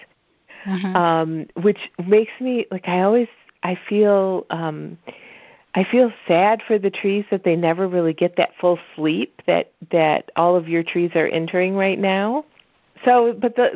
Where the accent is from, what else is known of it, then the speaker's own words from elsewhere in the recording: Michigan, United States; also born or lived in East Coast; now in Florida, United States; growing up in the Midwest